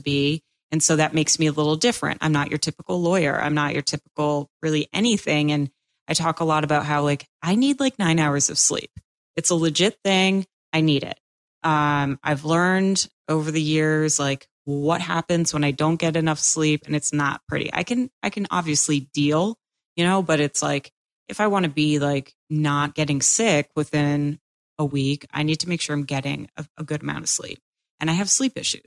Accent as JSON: {"language": "English", "region": "Massachusetts", "country": "United States", "also_born_or_lived": "Quincy, Massachusetts", "moved": "as an adult", "lives_now": "Florida, United States", "said": "I'm from Massachusetts"}